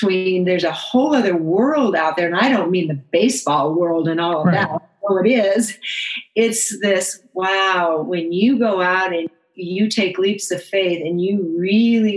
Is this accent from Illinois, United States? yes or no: yes; Chicago, Illinois, United States; moved away; also born or lived in Phoenix area; I was born in Chicago